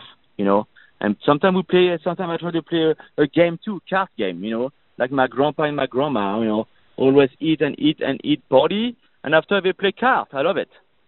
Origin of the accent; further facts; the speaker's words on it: Burgundy, Bourgogne-Franche-Comté, France; English is a second language; now in Los Angeles, United States; So I'm from Burgundy